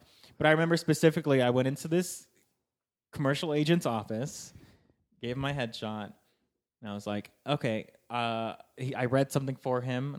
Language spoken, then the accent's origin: English; Sacramento, California, United States; moved away as an adult; now in Los Angeles, United States; I grew up in Sacramento where like, I just never learned Spanish.